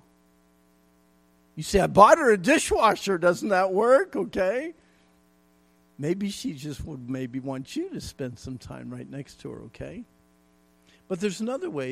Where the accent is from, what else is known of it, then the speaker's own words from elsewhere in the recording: Pennsylvania, United States; When I was a kid growing up in Pennsylvania